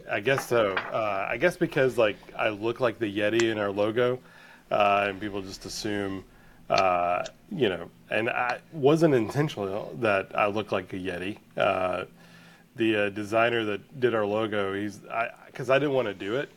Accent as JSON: {"language": "English", "town": "Blue Ridge", "region": "Georgia", "country": "United States", "tie": "born or raised there", "said": "I grew up in Blue Ridge, Georgia"}